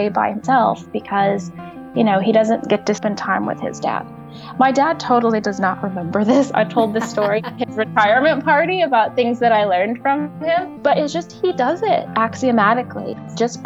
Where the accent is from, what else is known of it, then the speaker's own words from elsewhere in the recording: Oklahoma City, Oklahoma, United States; also born or lived in Shawnee, Oklahoma; I grew up in Oklahoma City. And then when I was 10 years old, we moved to a city called Shawnee